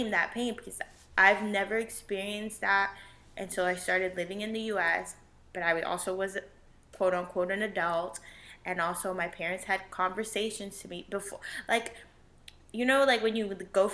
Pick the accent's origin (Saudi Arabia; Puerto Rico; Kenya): Puerto Rico; I'm not from Mexico, that I'm not from wherever other than Puerto Rico.